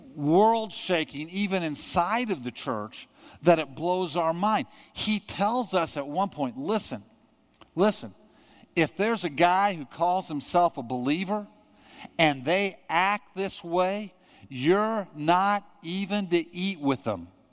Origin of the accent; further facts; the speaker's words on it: United States; growing up in America